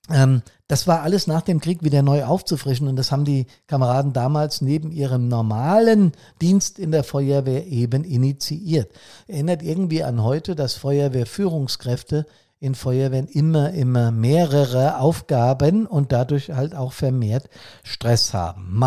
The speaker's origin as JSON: {"language": "German", "region": "Hesse", "country": "Germany", "tie": "born or raised there", "said": "Bei uns hier in meinem Heimatbundesland Hessen zum Beispiel trat am 10.11.1960 das sogenannte BRSHG."}